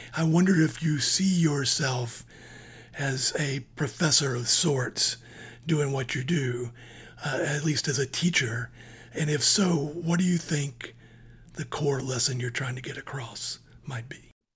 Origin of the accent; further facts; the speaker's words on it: Georgia, United States; I grew up in Georgia